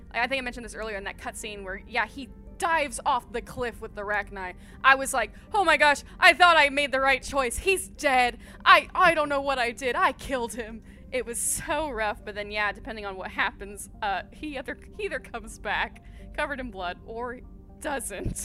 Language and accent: English; Houston, Texas, United States; moved away as an adult; also born or lived in Orange, California; now in Burbank, United States; I am originally from Houston, Texas.